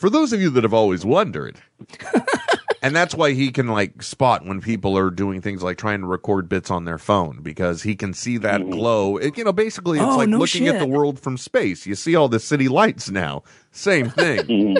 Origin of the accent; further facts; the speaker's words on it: San Francisco, California, United States; I'm from the San Francisco area.